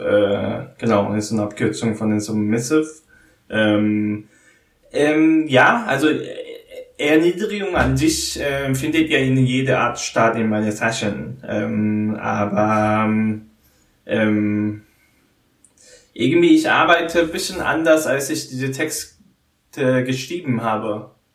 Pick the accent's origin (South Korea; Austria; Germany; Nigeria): South Korea; German is a second language; moved away; in Korea, wo ich herkomme